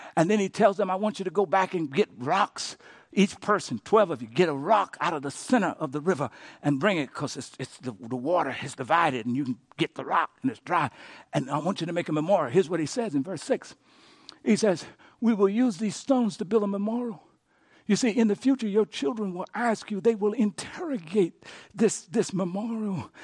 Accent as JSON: {"language": "English", "area": "Cochetta", "region": "Louisiana", "country": "United States", "tie": "born or raised there", "moved": "yes", "said": "I went back to my hometown, Cochetta, Louisiana"}